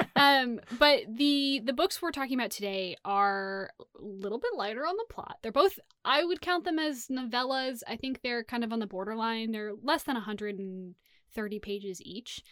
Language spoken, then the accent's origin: English; Sacramento, California, United States; growing up in Sacramento